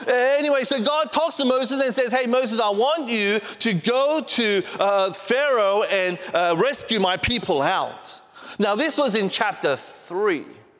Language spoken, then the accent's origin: English; Australia; also born or lived in Korea; I was born in Korea, but I, you know, went to Australia when I was 4 years old as a missionary kid, and I grew up there basically.